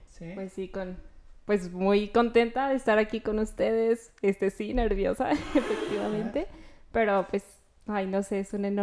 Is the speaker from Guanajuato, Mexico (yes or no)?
yes; León, Guanajuato, Mexico; De León, de León, Guanajuato. Sí, sí, soy de panza verde